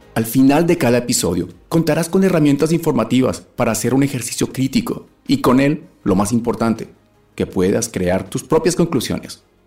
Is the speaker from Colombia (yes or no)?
yes; Colombia; moved away; soy un colombiano como tú, cansado de la situación que vemos a diario en nuestro país